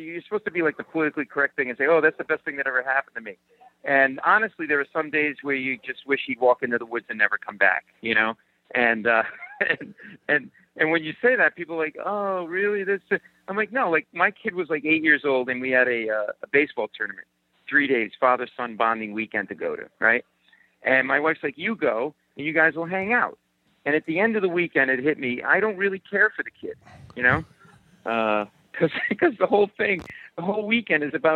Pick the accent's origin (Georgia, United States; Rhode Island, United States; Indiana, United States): Rhode Island, United States; I grew up in Rhode Island.